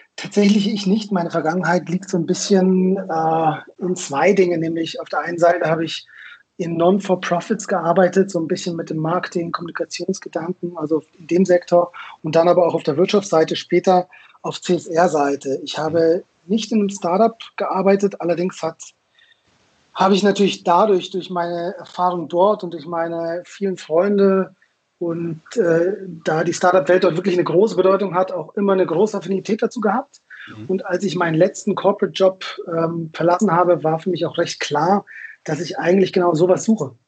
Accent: Munich, Bavaria, Germany; also born or lived in Israel; ich komme aus München, in München geboren

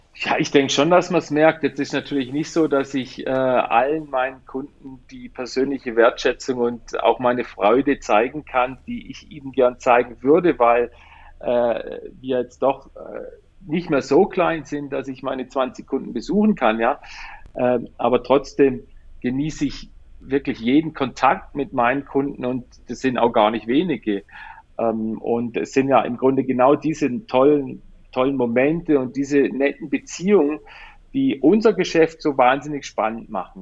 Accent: Black Forest, Baden-Württemberg, Germany; wir kommen aus dem Schwarzwald, ich bin in Schwarzwald geboren, die ganze Familie kommt hierher

